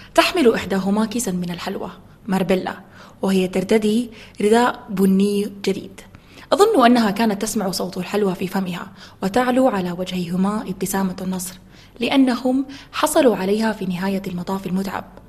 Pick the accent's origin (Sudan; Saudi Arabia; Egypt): Sudan; Khartoum; انا من الخرطوم